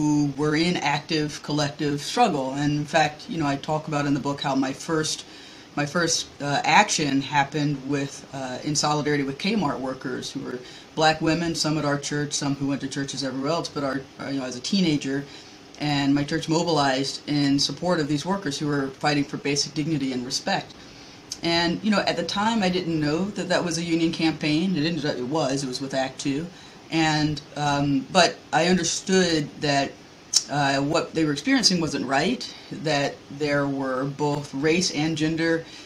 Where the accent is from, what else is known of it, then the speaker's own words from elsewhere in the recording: the American South, United States; as a Southerner